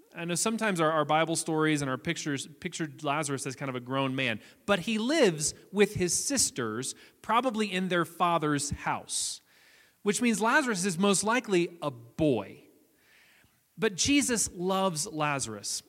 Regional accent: near Nashville, Tennessee, United States; I grew up near Nashville, Tennessee

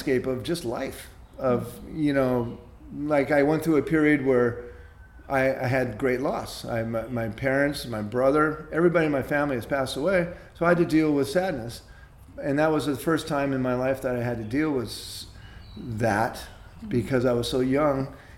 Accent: United States; being an American born in 1953

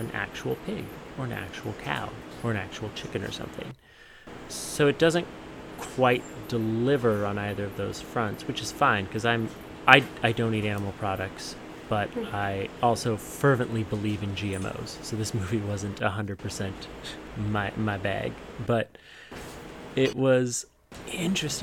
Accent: Montana, United States; I'm from Montana and I grew up around the beef industry

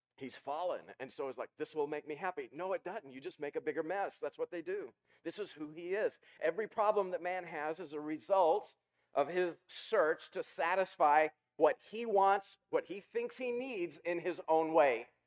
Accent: Ozark Mountains, the Ozarks, United States; when I was a kid, I grew up in the in the Ozark Mountains.

